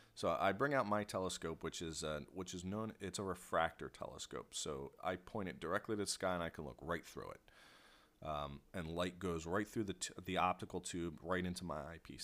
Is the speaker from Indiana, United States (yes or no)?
no; Philadelphia, Pennsylvania, United States; accent: Philly; I say water like that because I'm from Philly.